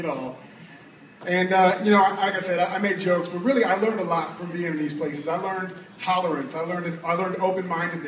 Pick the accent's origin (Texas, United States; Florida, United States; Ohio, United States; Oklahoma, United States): Florida, United States; Orlando; also born or lived in North Miami Beach, Florida; I moved to Orlando when I was about two